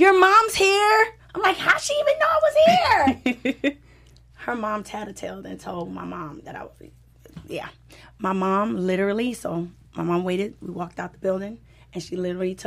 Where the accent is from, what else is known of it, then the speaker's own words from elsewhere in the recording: Trinidad & Tobago; now in Los Angeles, United States; I'm from Trinidad, and I was always doing Caribbean music